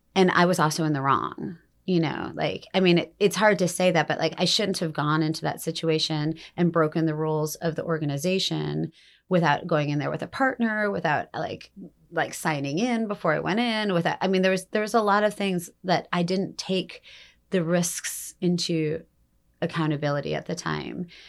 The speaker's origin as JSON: {"language": "English", "town": "Detroit", "region": "Michigan", "country": "United States", "tie": "born or raised there", "also_born_or_lived": "Denali, Alaska", "moved": "yes", "said": "I grew up in Detroit"}